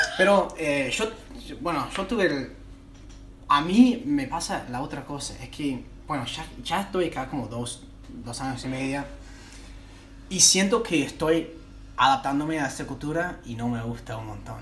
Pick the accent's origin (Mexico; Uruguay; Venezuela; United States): United States; Spanish is a second language; moved away as an adult; now in Buenos Aires, Argentina; yo vengo de un lugar de Estados Unidos donde todo es posible.